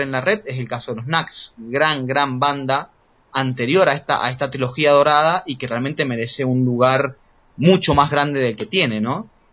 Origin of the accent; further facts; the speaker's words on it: Argentina; en mi país, en Argentina